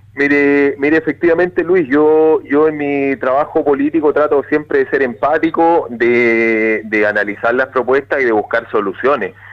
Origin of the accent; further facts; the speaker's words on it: Río Bueno, Los Ríos, Chile; yo soy de Río Bueno, yo vivo, soy nacido, criado, eh, trabajé eh, en Río Bueno y sigo viviendo en esta comuna